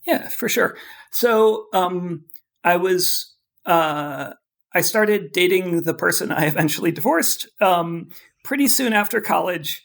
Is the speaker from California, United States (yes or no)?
yes; Oakland, California, United States; I grew up in Oakland, California